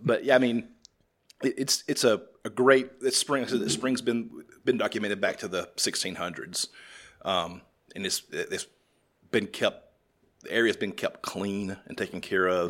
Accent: the South, United States; I'm from the South.

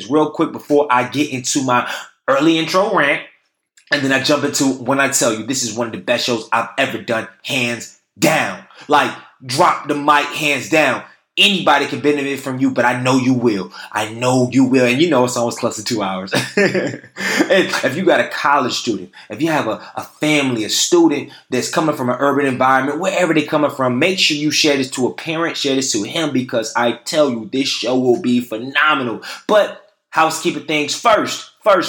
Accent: Durham, North Carolina, United States; in my hometown, Durham, N.A.

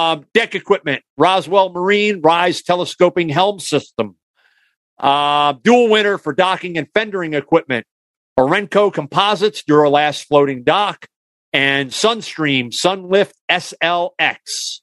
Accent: Canada; accent: Canadian; I was going to say boots because I was slipping into my Canadian accent.

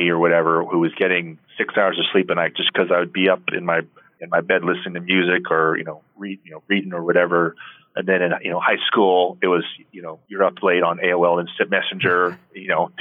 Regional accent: Portland, Oregon, United States; I'm from Portland, Oregon

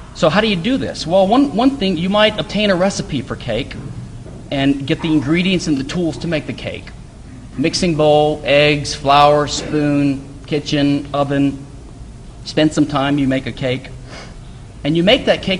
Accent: Louisiana, United States; now in Houston, United States; I live in Houston, and I'm from Louisiana, but I'm glad that I moved here

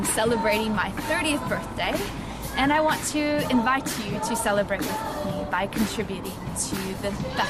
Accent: United States; moved away as an adult; now in Bergen, Norway; Hey everyone, this is … here in Bergen, Norway. And I'm from America, but I've been living here in Norway for about 3.5 years now.

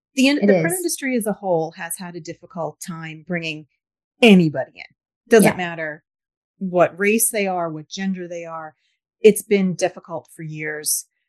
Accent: New York, United States; I grew up in New York.

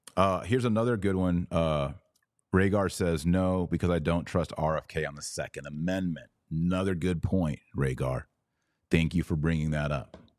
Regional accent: United States; I was born in America

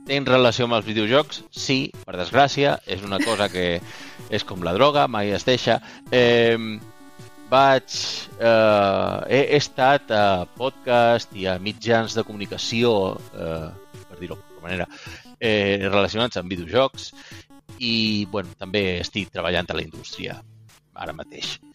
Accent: Balearic Islands, Spain; now in Barcelona, Spain; El meu català sona sona estrany perquè, bueno, eh, aquí servidors de Mallorca també vos dic que no parlo com la gent de Mallorca parla, perquè quan vaig arribar eh, a Barcelona fa 10 anys, me vaig haver

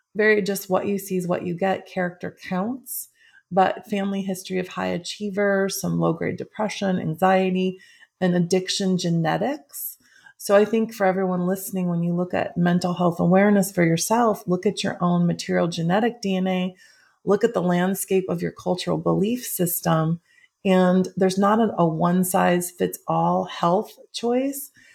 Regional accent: Midwest, United States; in the Midwest from a very lovely family

